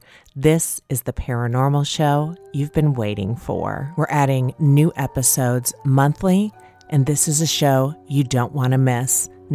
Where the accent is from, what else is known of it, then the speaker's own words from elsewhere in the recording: Midwest, United States; I'm from the Midwest.